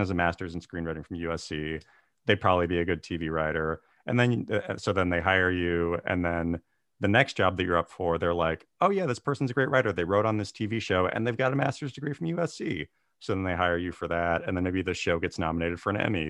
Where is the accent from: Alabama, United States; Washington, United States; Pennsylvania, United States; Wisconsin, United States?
Washington, United States; Tulalip Reservation; I grew up on the Tulalip Reservation, about, like, forty-five minutes north of Seattle